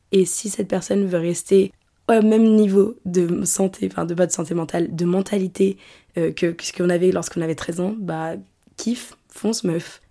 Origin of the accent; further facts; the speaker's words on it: France; moved away; La ville dont je viens, à l'échelle de la France